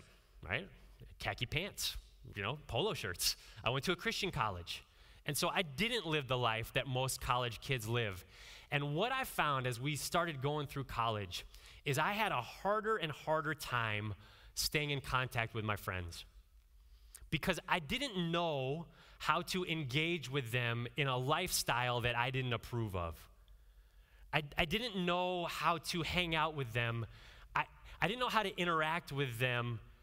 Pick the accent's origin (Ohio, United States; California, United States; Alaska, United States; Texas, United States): Ohio, United States; Northeast; growing up in Northeast Ohio, I had a lot of interaction in Amish communities